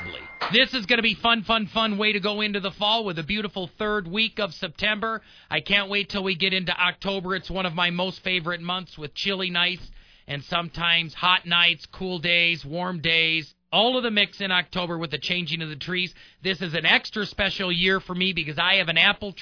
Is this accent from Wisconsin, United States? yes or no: yes; Wisconsin, United States; now in Colorado, United States; I'm a cheesehead by birth, born and raised in Wisconsin